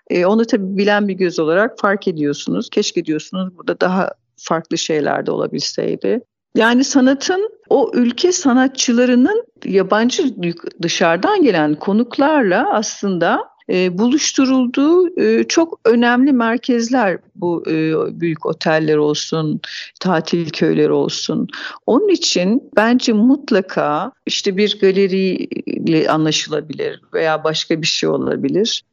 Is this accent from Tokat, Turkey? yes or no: yes; Tokat, Turkey; 1970 Tokat doğumluyum.